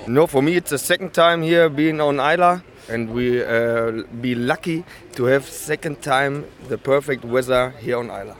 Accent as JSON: {"language": "English", "area": "Ruhr area", "region": "North Rhine-Westphalia", "country": "Germany", "said": "I come from the Ruhr area near Cologne in Germany."}